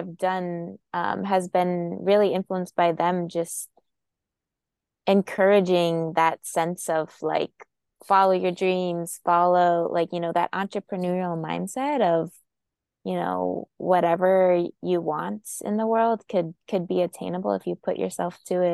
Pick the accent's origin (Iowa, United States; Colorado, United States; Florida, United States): Colorado, United States; Boulder; grow up in Boulder, Colorado